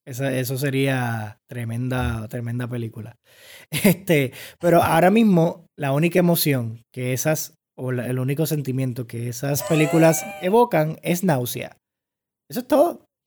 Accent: Puerto Rico; como puertorriqueños

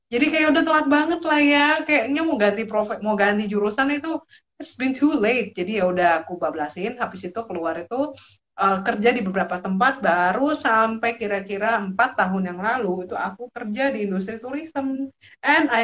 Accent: Jakarta, Indonesia; also born or lived in Medan; lahir di Medan tapi gedenya di Jakarta so setengah-setengahnya adalah Batak Timbak langsung tapi Jakarta

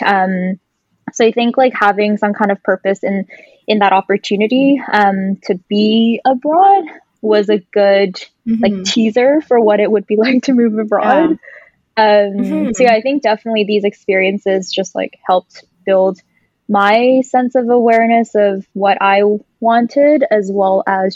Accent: Vancouver, British Columbia, Canada; moved away as an adult; growing up in Vancouver all my life

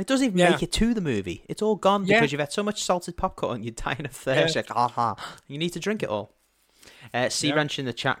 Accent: United Kingdom; I'm a Brit.

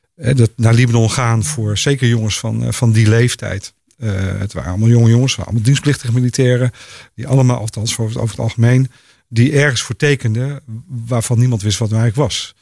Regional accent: Netherlands; als Nederlanders

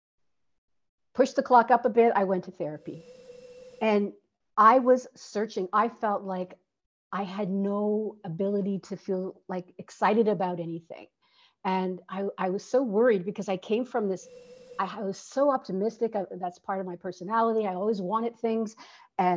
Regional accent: Canada; moved away as an adult; also born or lived in Toronto, Canada; now in Santiago, Chile; I'm Canadian, and I'm currently living in Santiago, Chile

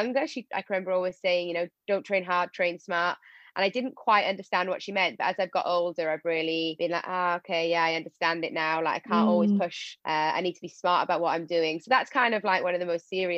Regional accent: Wales, United Kingdom; I'm obviously Welsh

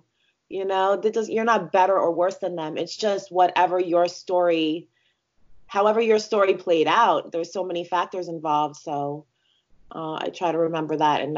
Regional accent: New York, United States; moved away as an adult; also born or lived in North Carolina; I'm from New York

